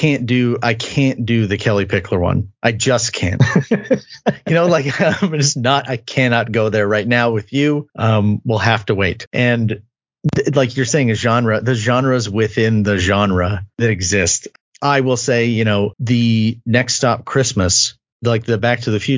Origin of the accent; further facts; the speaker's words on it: Canada; I'm Canadian